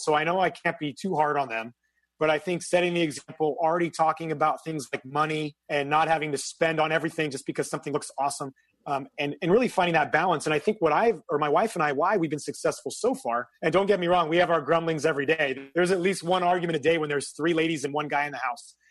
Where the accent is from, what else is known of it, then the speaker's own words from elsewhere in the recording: a small town in Northern California, United States; moved away as an adult; I'm from a small town in Northern California, 5,000 people. And so everybody knows your business.